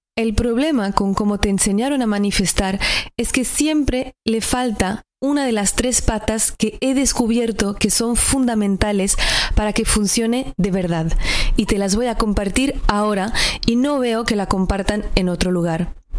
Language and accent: Spanish; northern France, France; moved away; Yo soy del norte de Francia, al lado de Alemania, y creo que culturalmente también me ha impactado venir de esa región del mundo